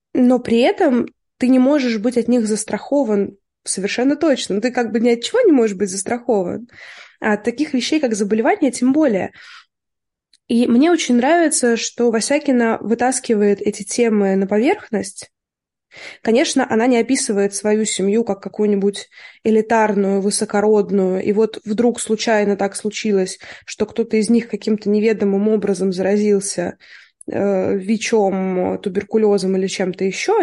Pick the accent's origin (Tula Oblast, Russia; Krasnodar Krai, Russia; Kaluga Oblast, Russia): Tula Oblast, Russia; я росла в Тульской области